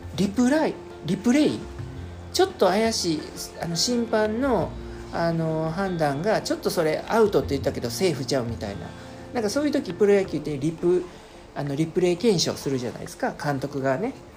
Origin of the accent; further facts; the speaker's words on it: Osaka, Japan; 地元の大阪